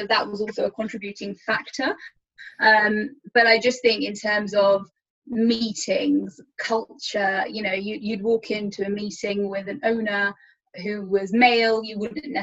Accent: Leicester, East Midlands, United Kingdom; moved away as an adult; also born or lived in Dubai; I was born and brought up in Leicester. I studied in Leicester. I went to university in Leicester.

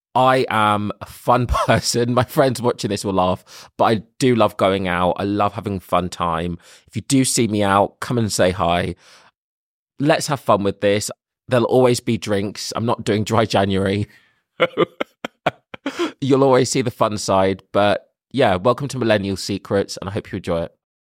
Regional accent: London, United Kingdom; I am from London. I've lived here for twenty-eight years

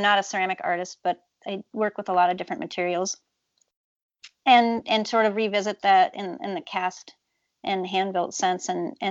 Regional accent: Twin Cities area, Minnesota, United States; I come from the Twin Cities area, although rural area around the Twin Cities.

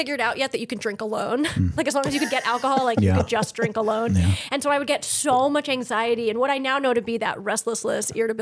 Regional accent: Connecticut, United States; moved away as an adult; also born or lived in Maryland; I grew up in Connecticut

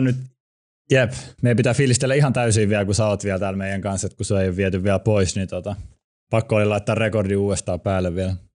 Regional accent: Helsinki, Uusimaa, Finland; born or raised there

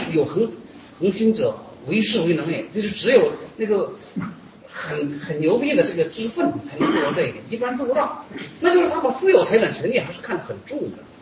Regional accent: China; 我们中国人也是人，我们中国人无不具有。

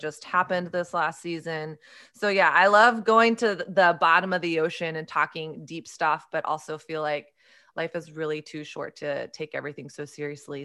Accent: Texas, United States; I grew up in Southern Christian culture. in evangelical culture in Texas

